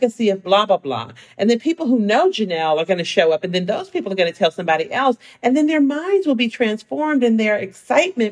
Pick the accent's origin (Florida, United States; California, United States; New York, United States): California, United States; San Francisco; also born or lived in Seattle; now in Los Angeles, United States; I grew up in San Francisco in the Fillmore, and I'm the first generation college student